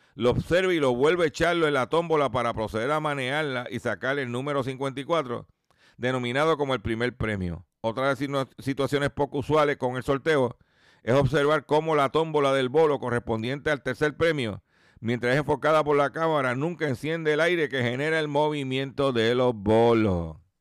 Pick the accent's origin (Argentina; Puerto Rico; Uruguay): Puerto Rico; Puerto Rico es parte de los, somos parte de los Estados Unidos